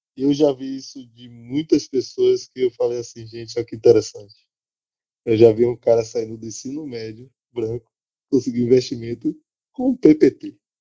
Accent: Salvador, Bahia, Brazil; em São Caetano, periferia daqui de Salvador, onde eu moro, onde eu cresci, me desenvolvi

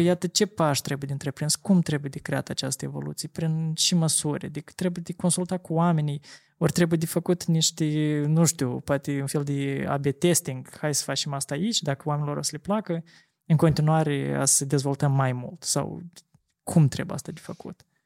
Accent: Chișinău, Moldova; sectorul Rășcanovca pentru că eu acolo am copilărit toată mm-hmm. viața

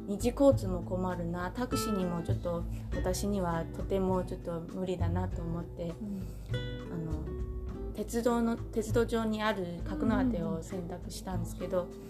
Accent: Taoyuan, Taiwan; Japanese is a second language; moved away as an adult; now in Senboku, Japan; 出身は台湾の桃園というところ

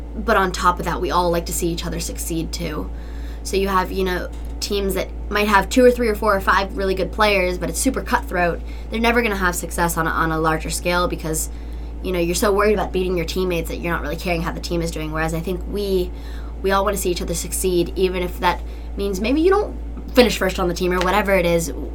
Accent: Asheville, North Carolina, United States; I'm from Asheville, North Carolina

